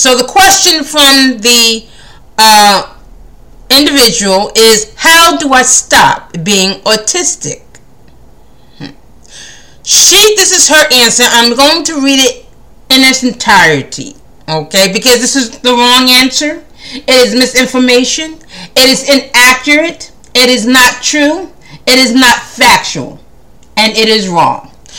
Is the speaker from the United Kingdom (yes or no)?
no; India; And to be quite honest, I am also Indian. I'm just a great mix.